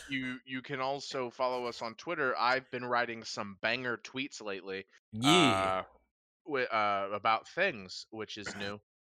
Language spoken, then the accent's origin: English; Texas, United States; from South Texas, and this is the intro.